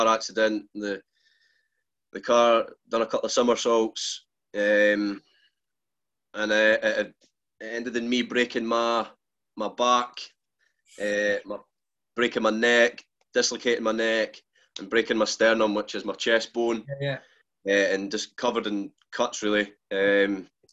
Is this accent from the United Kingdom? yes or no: yes; Fife, Scotland, United Kingdom; I stay in Fife. I stay in a wee village